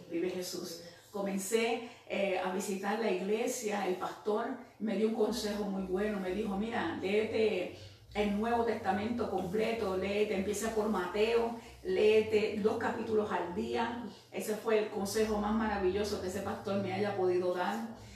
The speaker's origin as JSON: {"language": "Spanish", "country": "Puerto Rico", "moved": "yes", "lives_now": "United States", "said": "yo me fui eh, de Puerto Rico, no oré, me fui, llegué aquí a los Estados Unidos y comencé, ¿verdad?"}